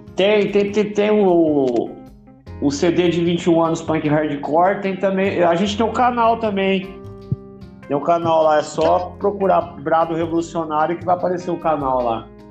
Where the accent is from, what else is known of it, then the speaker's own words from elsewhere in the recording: Porto Ferreira, São Paulo, Brazil; eu sou de Porto Ferreira, acabou migrando para cá